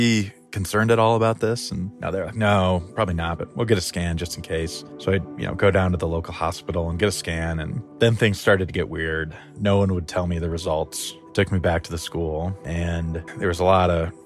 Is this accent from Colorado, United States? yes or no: yes; Crestone, Colorado, United States; now in Denver, United States; I grew up in Crestone, Colorado